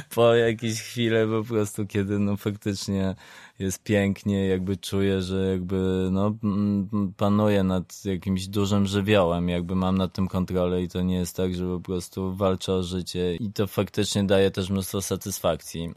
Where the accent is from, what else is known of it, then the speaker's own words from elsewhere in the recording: southern Poland, Poland; nie jestem ze stolicy, jestem z południa